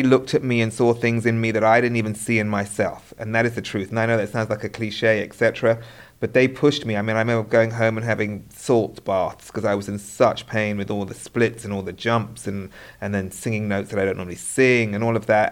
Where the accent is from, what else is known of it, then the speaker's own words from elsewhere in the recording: United Kingdom; being British